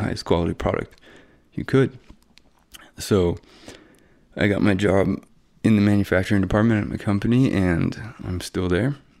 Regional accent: Bellingham, Washington, United States; also born or lived in Pullman, Washington; now in Spokane, United States; I'm from Bellingham, Washington. Went to, um, Seahome High School

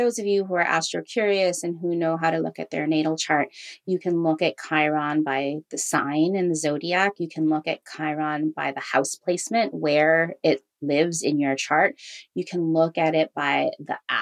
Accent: Hawaii, United States; I grew up in Hawaii as half Filipino, half Jewish.

